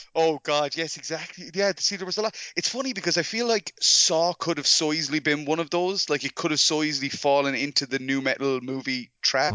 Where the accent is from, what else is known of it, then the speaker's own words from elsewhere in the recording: Ireland; I'm from Ireland